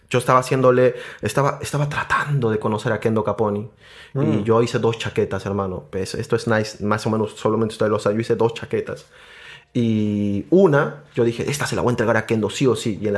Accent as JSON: {"language": "Spanish", "region": "Arequipa", "country": "Peru", "said": "Yo soy de Arequipa."}